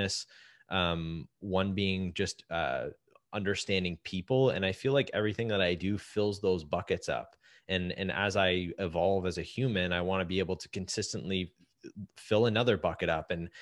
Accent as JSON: {"language": "English", "country": "Canada", "said": "as a Canadian"}